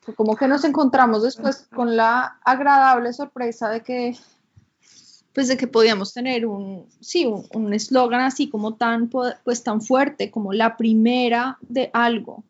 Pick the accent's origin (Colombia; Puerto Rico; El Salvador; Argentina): Colombia; moved away; also born or lived in United States; yo vivía en Colombia yo no era latina, yo me identificaba pues como colombiana